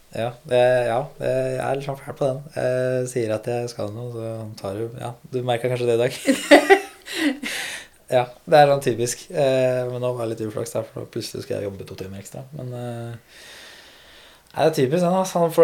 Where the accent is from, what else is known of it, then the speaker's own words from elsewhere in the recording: Rælingen, Akershus, Norway; Ja, jeg er fra Rælingen, da. Lillestrøm.